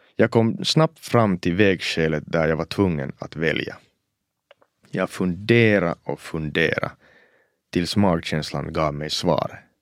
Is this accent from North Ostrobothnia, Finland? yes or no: yes; Oulu, North Ostrobothnia, Finland; first language Swedish; Att växa upp som en finlandssvensk pojke i finska Uleåborg på 90-talet